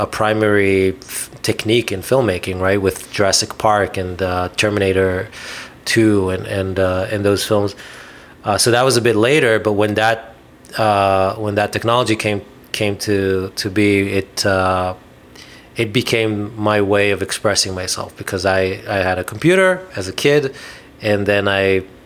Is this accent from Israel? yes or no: yes; Israel; I'm from Israel and I grew up in Israel